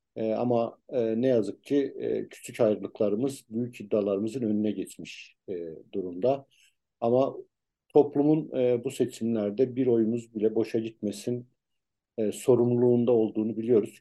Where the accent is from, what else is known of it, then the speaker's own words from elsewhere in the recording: Ankara, Turkey; ben Tuzu Çayırlıyım.